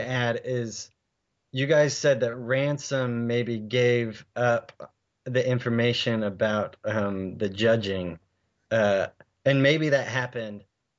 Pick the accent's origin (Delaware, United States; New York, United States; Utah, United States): Utah, United States; Salt Lake City; moved away as an adult; even though my parents lived in San Diego, I grew up in Salt Lake.